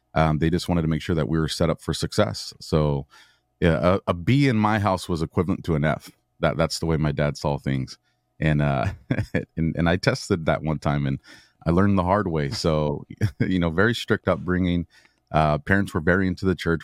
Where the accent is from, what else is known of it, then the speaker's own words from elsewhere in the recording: Southern California, United States; born and raised in Southern California